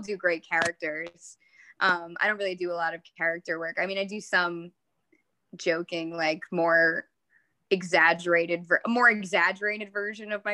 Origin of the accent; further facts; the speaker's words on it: Long Island, New York, United States; I grew up on Long Island